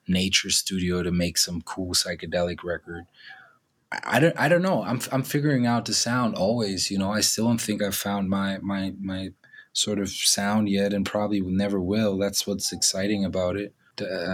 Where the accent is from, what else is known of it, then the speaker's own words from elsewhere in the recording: Germany; the culture of like 90s Germany, which I grew up